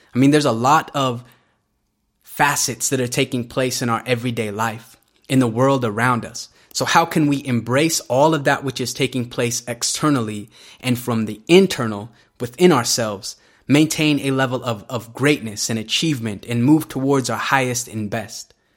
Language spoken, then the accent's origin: English; Salt Lake City, Utah, United States; I grew up in this very unique part of America called Salt Lake City, Utah